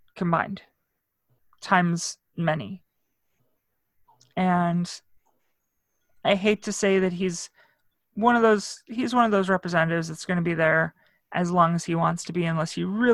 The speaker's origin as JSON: {"language": "English", "region": "Northwest Indiana", "country": "United States", "moved": "yes", "said": "I wasn't brought up around here. I'm from Northwest Indiana. I'm basically a suburb of Chicago"}